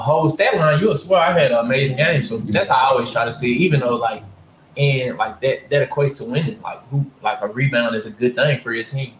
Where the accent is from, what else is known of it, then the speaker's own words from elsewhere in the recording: Ruston, Louisiana, United States; also born or lived in Winfield, Louisiana; I'm from Winfield. I moved from Winfield to Ruston when I was in the second grade